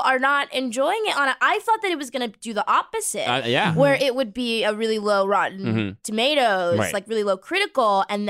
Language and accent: English; Boston, Massachusetts, United States; So I'm from Boston also.